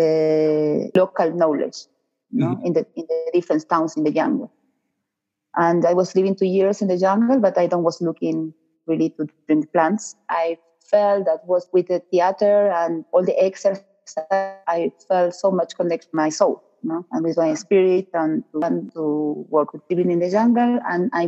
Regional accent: Argentina; English is a second language; moved away as an adult; now in Peru; I am Argentinian. I came to Peru 16, 17 years ago

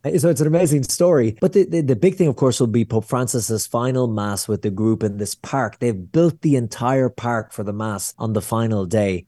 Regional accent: Ireland; I'm sweaty Irish guy in the middle of Israel

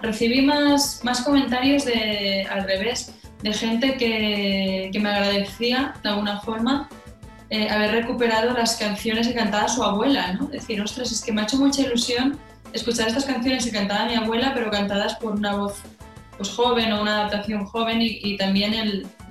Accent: Catalonia, Spain; siendo catalana

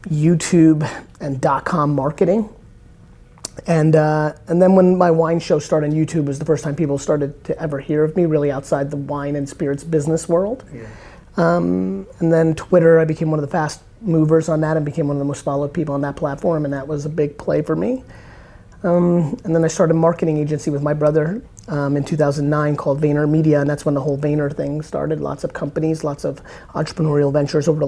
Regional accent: United States; also born or lived in Soviet Union; I came to the States when I was 3

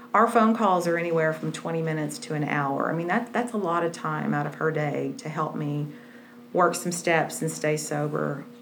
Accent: Wichita Falls, Texas, United States; I grew up in Wichita Falls, and if anybody knows where that is, it's just, I, I did not fit there at all.

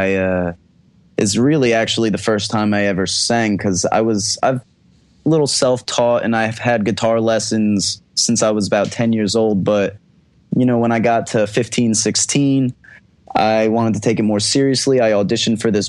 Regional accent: New Jersey, United States; moved away as an adult; now in Miami, United States; I'm from New Jersey

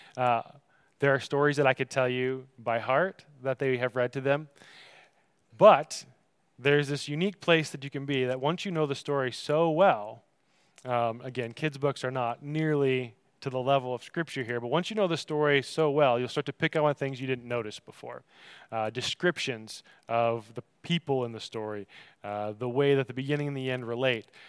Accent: Michigan, United States; I come from Michigan, so a fizzy soda fountain drink is called pop to us

